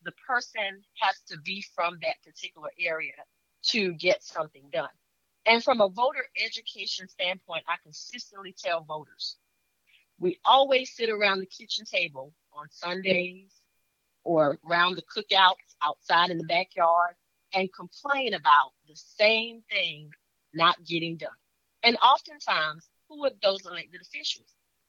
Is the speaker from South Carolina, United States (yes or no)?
yes; Orangeburg County, South Carolina, United States; moved away as an adult; now in Columbia, United States; Well, I'm originally from Orangeburg County. I currently live here in Richland County within the city of Columbia, District 1. And that's where I have lived the majority of my adult life.